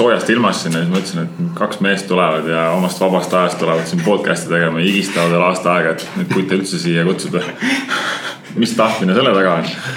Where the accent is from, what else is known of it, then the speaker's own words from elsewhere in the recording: Saare County, Estonia; täiesti tavaline Saaremaa poiss. vanaema kasvatas mind ülesse